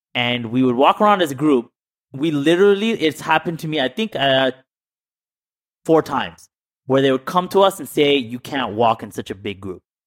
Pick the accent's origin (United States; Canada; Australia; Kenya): Canada; Toronto, Ontario; I'm born and raised in Scarborough